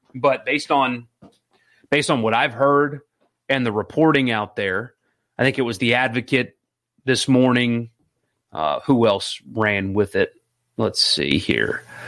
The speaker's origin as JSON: {"language": "English", "town": "Madison", "region": "Mississippi", "country": "United States", "said": "I'm from Madison"}